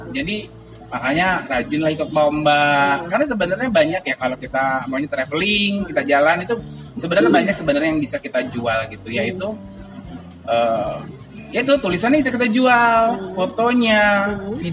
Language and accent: Indonesian; Lampung, Indonesia; moved away as an adult; also born or lived in Jambi; aku lahir dan besar di Lampung